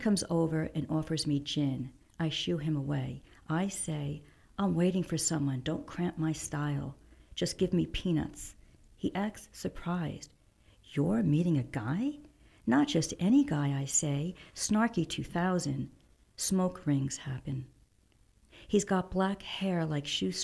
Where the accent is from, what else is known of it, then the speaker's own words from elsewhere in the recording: Montville, New Jersey, United States; moved away as an adult; also born or lived in Boston / Switzerland; now in New York City, United States; I grew up in New Jersey, in Montville, New Jersey